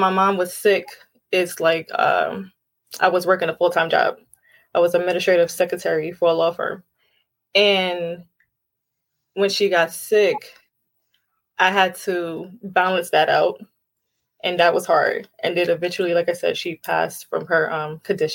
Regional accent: New York City, New York, United States; now in Long Island, United States; I'm originally from Brooklyn, New York

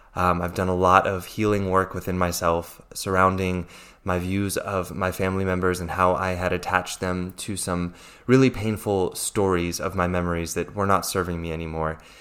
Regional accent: Fort Belvoir, Virginia, United States; accent: American; first language English; moved away as an adult; now in Zurich, Switzerland; I'm originally from Fort Belvoir, Virginia, in the U S A, um, which is why I, I speak English so well. I'm, I'm not a native German speaker

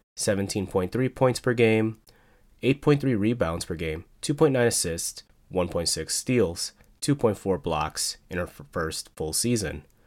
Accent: Chicago, Illinois, United States; the town that people associate Candace Parker with is my hometown, Chicago, Illinois

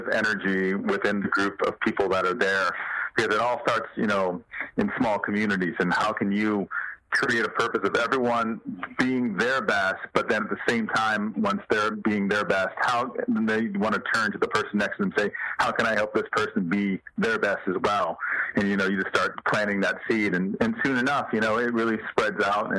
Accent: South Bend, Indiana, United States; I'm from South Bend, Indiana

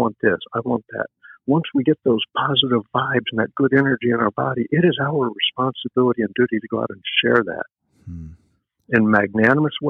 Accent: the South, United States; I grew up in the South.

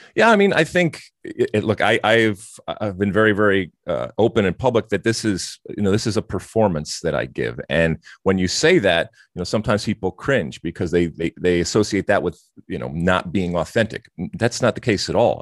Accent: Detroit, Michigan, United States; also born or lived in Athens, Greece; I grew up, uh, living in these two very different and distinct type of, uh, of cultures. Um, as you mentioned, obviously in the States and certainly in, uh, in Michigan and Detroit

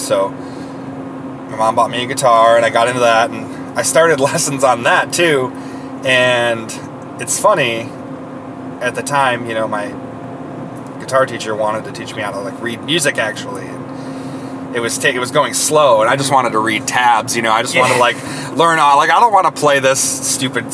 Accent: Saginaw, Michigan, United States; now in Toledo, United States; I'm from Saginaw, Michigan, which is probably 2 hours north up into Michigan from Toledo

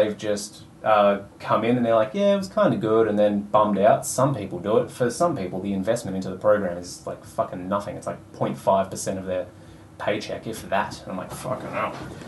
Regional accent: Australia; I was born in Australia, white, straight male

